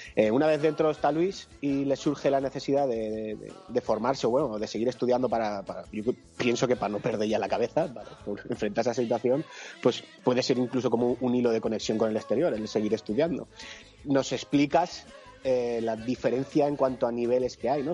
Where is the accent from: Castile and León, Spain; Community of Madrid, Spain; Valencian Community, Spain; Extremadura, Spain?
Valencian Community, Spain; yo soy valenciano